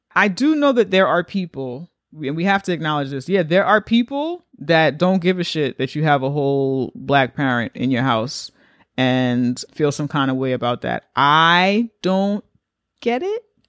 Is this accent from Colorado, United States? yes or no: no; New York, United States; we're from New York